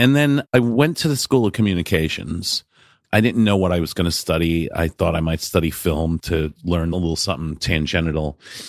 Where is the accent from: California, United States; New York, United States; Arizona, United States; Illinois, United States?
New York, United States; Hartsdale; also born or lived in Bronx, New York; I was born in the Bronx in New York, and I grew up in Westchester County.